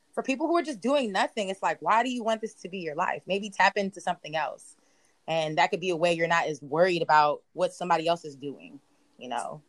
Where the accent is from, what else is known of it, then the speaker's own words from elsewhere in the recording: Prince George's County, Maryland, United States; moved away as an adult; now in Philadelphia, United States; I'm not from Baltimore. I'm from PG County.